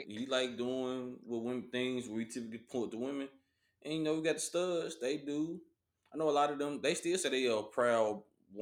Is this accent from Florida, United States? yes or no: no; Memphis, Tennessee, United States; I'm from Memphis, so everybody's a bruh, a man